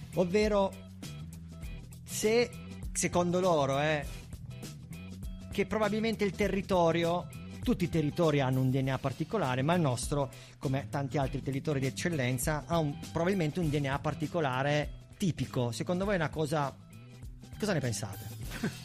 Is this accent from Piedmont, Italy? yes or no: yes; Bra, Piedmont, Italy; io non sono di Alba, sono di Bra